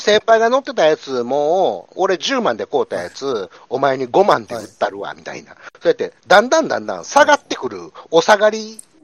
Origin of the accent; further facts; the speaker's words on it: Osaka, Japan; accent: Osaka dialect; now in Ishigaki, Japan; 俺今、大阪弁で言うてもうてるけど